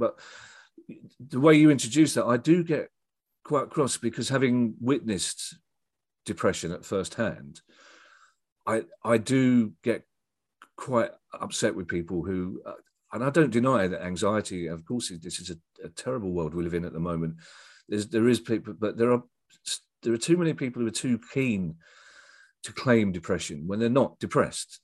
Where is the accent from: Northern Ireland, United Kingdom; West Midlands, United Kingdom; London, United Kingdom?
London, United Kingdom; I'm from, uh, the Streatham Tooting Borders